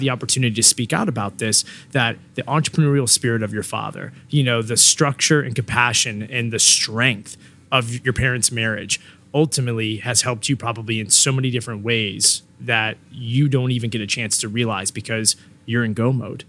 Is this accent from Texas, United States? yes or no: no; Newport News, Virginia, United States; I'm from Newport News, you know, born and raised